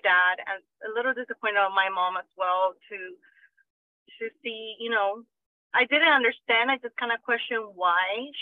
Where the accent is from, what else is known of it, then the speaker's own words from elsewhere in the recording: Guatemala; moved away; my siblings and I grew up in Guatemala with our grandparents